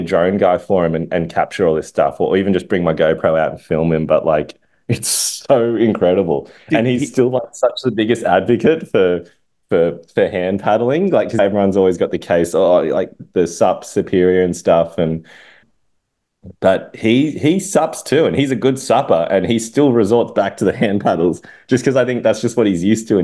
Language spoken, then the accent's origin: English; Sydney, New South Wales, Australia; my hometown, Maroubra